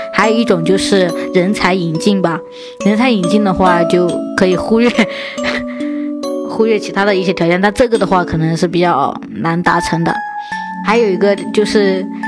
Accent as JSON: {"language": "Chinese", "town": "Chenzhou", "region": "Hunan", "country": "China", "tie": "born or raised there", "moved": "yes", "lives_now": "Shanghai, China", "said": "相对于我的老家来说就郴州"}